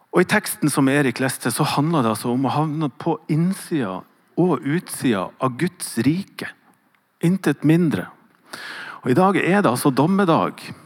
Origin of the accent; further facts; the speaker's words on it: Northern Norway, Norway; accent: Northern Norwegian dialect; Så når jeg hører leser hva Jesus sier, så er det alltid på min dialekt.